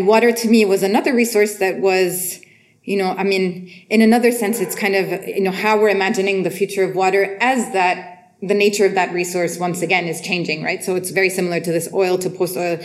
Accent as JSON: {"language": "English", "town": "Beirut", "region": "Beirut Governorate", "country": "Lebanon", "said": "I'm from Beirut"}